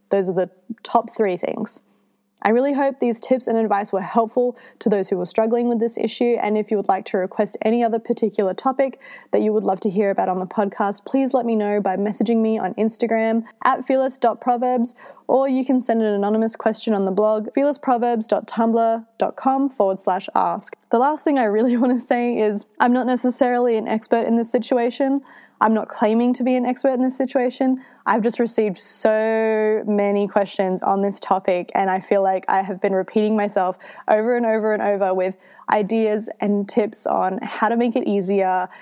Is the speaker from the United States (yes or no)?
no; Australia; I'm Australian